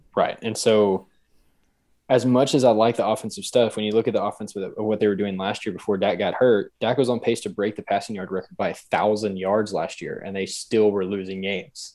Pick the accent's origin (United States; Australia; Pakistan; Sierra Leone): United States; Lubbock, Texas; I'm from Lubbock, Texas.